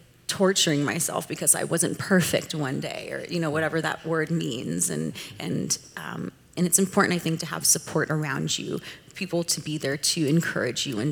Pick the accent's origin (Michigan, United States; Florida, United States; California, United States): California, United States; Southern; I grew up in Southern California, which is very diverse